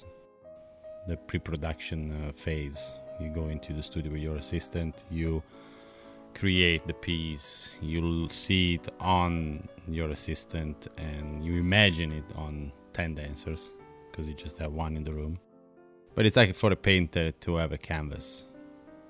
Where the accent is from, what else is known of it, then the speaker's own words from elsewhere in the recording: Bologna, Emilia-Romagna, Italy; first language Italian; English is a second language; moved away; I'm Italian. I'm from Bologna. Born and raised.